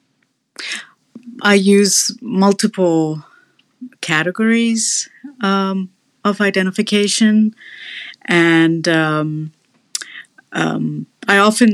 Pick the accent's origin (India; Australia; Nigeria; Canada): India; now in United States; I also identify as Indian and brown